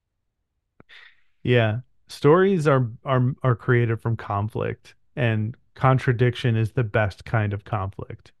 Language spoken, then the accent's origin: English; United States; I'm a mutt, like most white people in America, I'm a mutt.